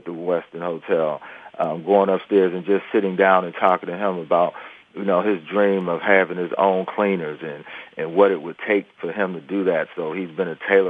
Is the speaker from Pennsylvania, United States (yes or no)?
yes; Pittsburgh, Pennsylvania, United States; that community that we lived in growing up in Pittsburgh, the Hill District